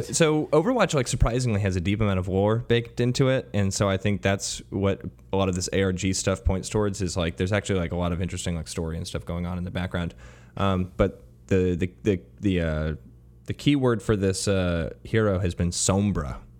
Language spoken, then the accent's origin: English; United States; an American sports fan